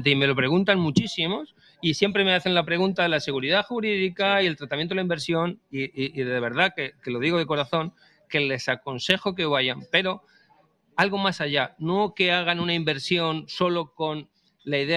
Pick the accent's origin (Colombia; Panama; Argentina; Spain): Spain; yo soy español. Yo soy español, yo soy español.